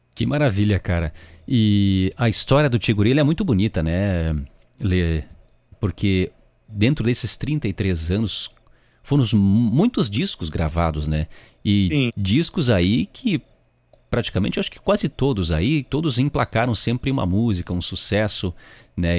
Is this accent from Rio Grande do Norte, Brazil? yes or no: no; Rio Grande do Sul, Brazil; eu sou da região da fronteira oeste do estado, eu sou lá do Itaquina.